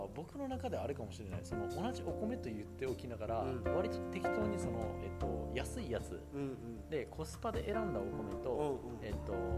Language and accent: Japanese; Osaka, Japan; 僕、大阪が出身